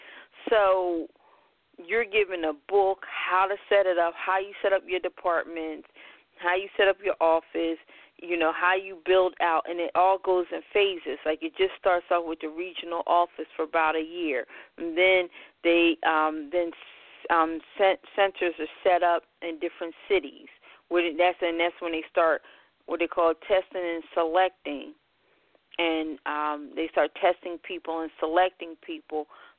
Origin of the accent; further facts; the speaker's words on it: Philadelphia, Pennsylvania, United States; Well, I hail from Philadelphia, born and raised. Been here all my life, even though most people never believe I'm from Philadelphia.